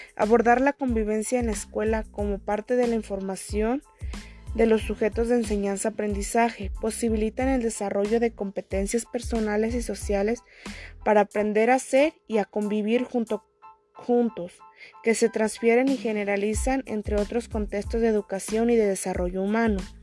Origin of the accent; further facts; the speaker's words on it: Oconahua, Jalisco, Mexico; soy de Oconagua